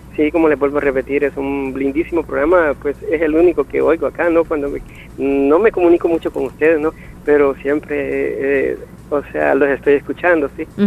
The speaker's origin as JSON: {"language": "Spanish", "town": "San Bartolomé Perulapía", "region": "Cuscatlán", "country": "El Salvador", "also_born_or_lived": "San Salvador", "moved": "as an adult", "lives_now": "Yucuaiquín, El Salvador", "said": "yo soy de Cuscatlán, del departamento de Cuscatlán, ah, oh. de San Bartolomé, Perulapía"}